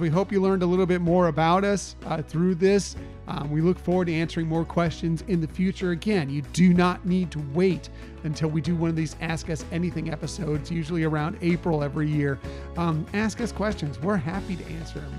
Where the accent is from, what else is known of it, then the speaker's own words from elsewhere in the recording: California, United States; I grew up in California